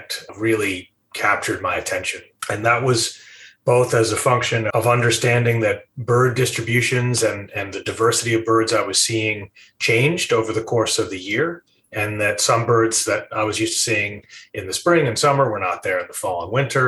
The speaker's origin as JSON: {"language": "English", "town": "Rye", "region": "New York", "country": "United States", "tie": "born or raised there", "said": "I grew up just outside of New York City, Rye, New York, a rather green suburb"}